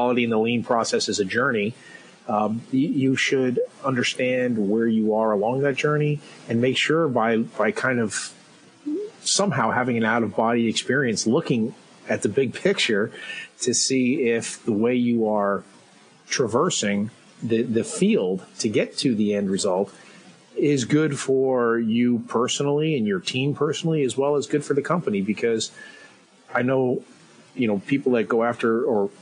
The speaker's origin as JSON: {"language": "English", "country": "Ireland", "said": "Being an Irishman"}